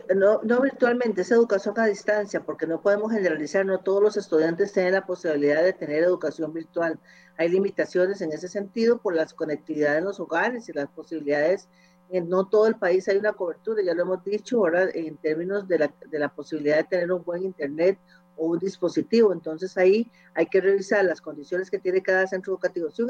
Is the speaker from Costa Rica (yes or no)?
yes; Costa Rica; como ciudadanos costarricenses